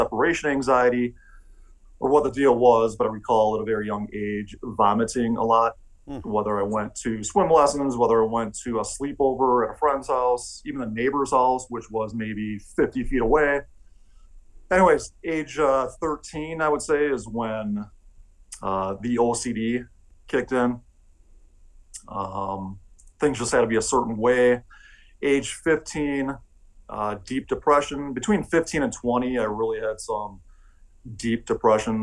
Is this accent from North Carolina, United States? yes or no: no; Milwaukee, Wisconsin, United States; moved away as an adult; now in Vail, United States; I grew up in Milwaukee, Wisconsin.